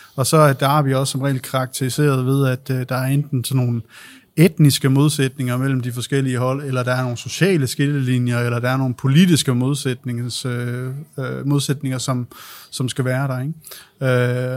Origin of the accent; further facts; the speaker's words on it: Aalborg, North Denmark Region, Denmark; Jeg er selv fra Aalborg